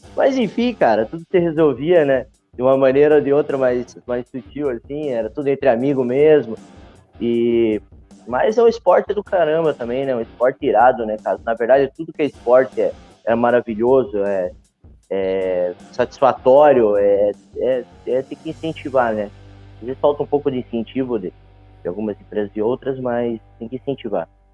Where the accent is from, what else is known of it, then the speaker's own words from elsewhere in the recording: Matinhos, Paraná, Brazil; also born or lived in Curitiba / Portugal; Eu nasci em Curitiba, mas só nasci e vim para cá, para Matinhos. Minha mãe é professora aqui do município e eu convivi aqui nessa cidade por minha vida toda, praticamente